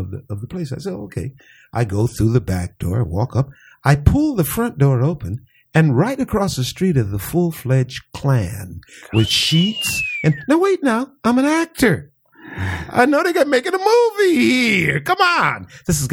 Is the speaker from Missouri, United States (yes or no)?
no; San Diego, California, United States; born or raised there; also born or lived in Lake Charles, Louisiana